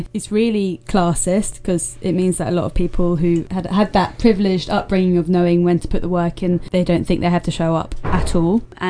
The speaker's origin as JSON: {"language": "English", "region": "London", "country": "United Kingdom", "said": "I'm from London"}